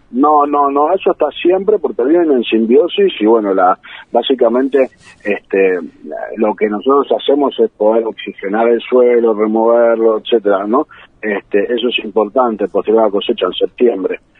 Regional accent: San Isidro, Buenos Aires Province, Argentina; moved away; Yo soy de Buenos Aires, este, nací en, San Isidro

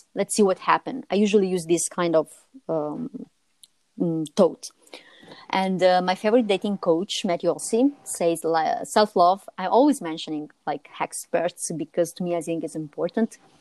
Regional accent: Italy; As Italian

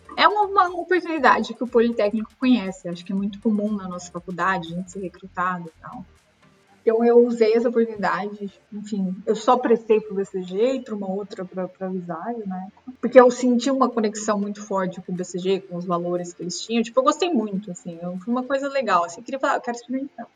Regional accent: Brazil; moved away as an adult

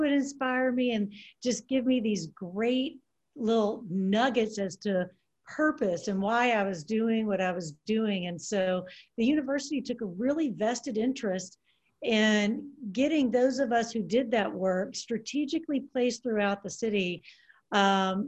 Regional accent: Pine Bluff, Arkansas, United States; moved away as an adult; now in Memphis, United States; there were these great teachers in Pine Bluff where I grew up

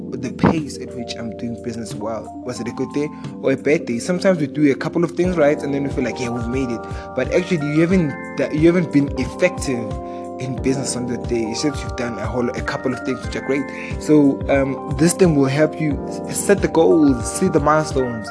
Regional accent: South Africa; I'm from South Africa.

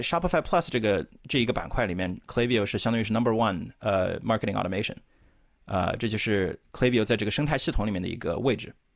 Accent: Chongqing, China; moved away as an adult; now in United States; 从小在重庆长大的，然后也是十多年前到美国这边来读本科的

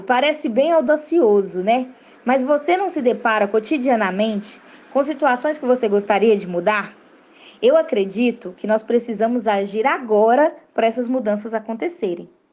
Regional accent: Belo Horizonte, Minas Gerais, Brazil; also born or lived in Barreiro, Belo Horizonte; Eu cresci em Venda Nova, hoje eu moro no Barreiro

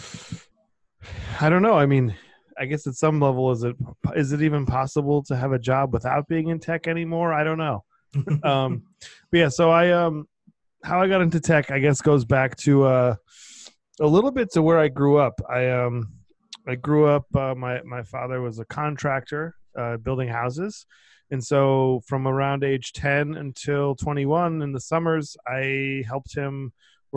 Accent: Cape Cod, Massachusetts, United States; moved away as an adult; now in New York City, United States; I grew up on Cape Cod. It's like a summer community in Massachusetts

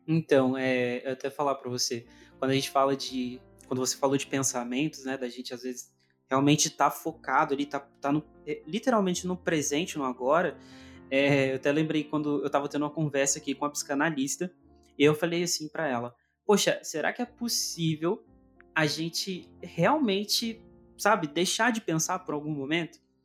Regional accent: interior of Minas Gerais, Brazil; also born or lived in Northeast Brazil; como eu vivo no interior de Minas, eu nasci, eu nasci lá no Nordeste, mas vim para cá com um ano. Então, uhum. é, vivi minha vida toda aqui no interior de Minas

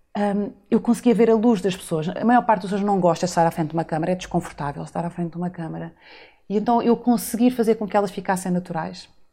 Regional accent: São Miguel, Azores, Portugal; moved away as an adult; also born or lived in Lisbon; eu sou açoriana, nasci e cresci em São Miguel

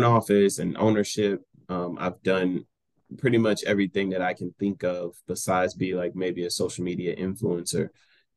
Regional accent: Greenville, Texas, United States; also born or lived in Garland, Texas / McKinney, Texas; I'm born and raised in Greenville, Texas. Grew up in Garland and graduated from McKinney.

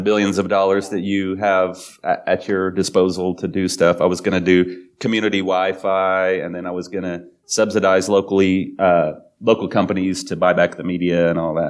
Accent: Oklahoma, United States; growing up in Oklahoma and being Baptist growing up and right wing

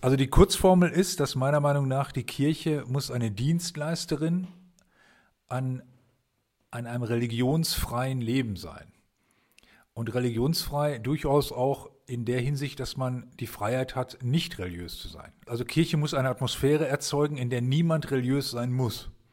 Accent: Germany; also diese Stadt, wo ich herkomme, liegt an der Weser

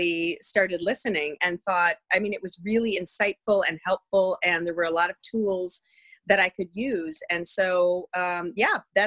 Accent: just outside of Green Bay, Northeast Wisconsin, United States; I grew up in the great land of Wisconsin, the Midwest, mm-hmm. Northeast Wisconsin, just outside of Green Bay on a working farm

